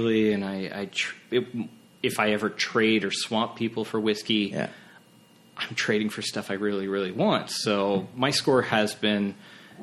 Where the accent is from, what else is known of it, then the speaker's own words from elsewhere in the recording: Canada; as a Canadian